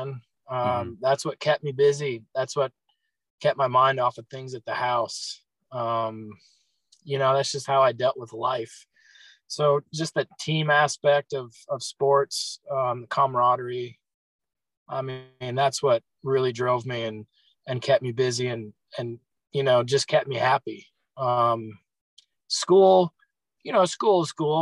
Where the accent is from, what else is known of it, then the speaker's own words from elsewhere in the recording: Chicago, Illinois, United States; I grew up in Chicago, not downtown or nothing. So I grew up mainly out in the cornfields.